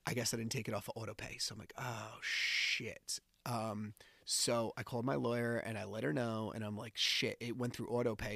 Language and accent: English; New Jersey, United States; I'm from New Jersey